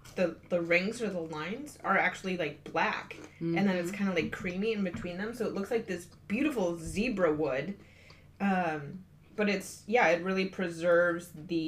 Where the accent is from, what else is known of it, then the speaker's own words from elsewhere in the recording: Midwest, United States; So I'm from the Midwest and we're just not used to these kinds of rocks.